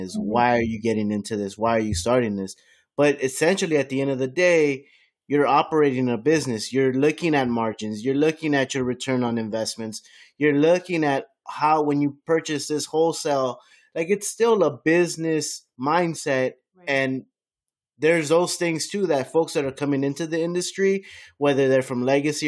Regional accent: Miami, Florida, United States; I grew up in Miami.

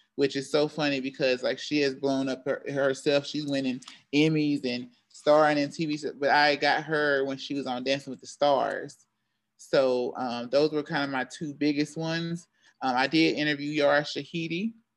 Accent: Charlotte, North Carolina, United States; also born or lived in Greensboro, North Carolina / Syracuse; I am from Charlotte, North Carolina

